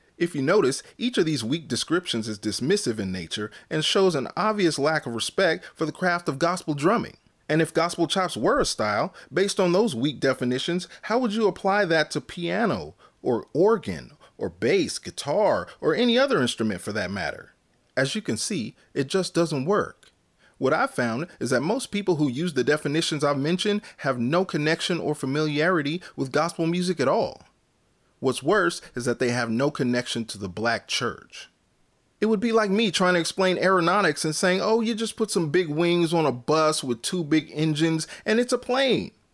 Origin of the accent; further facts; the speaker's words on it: Northern California, United States; I was born and raised in Northern California.